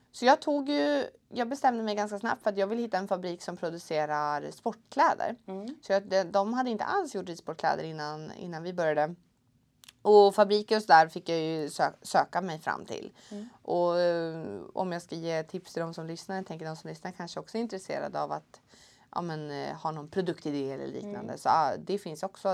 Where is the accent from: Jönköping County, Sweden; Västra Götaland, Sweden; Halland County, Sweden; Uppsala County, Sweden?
Uppsala County, Sweden; Uppsala; jag är från Uppsala. Jag är egentligen uppväxt eh, lite utanför Uppsala på, på en gård.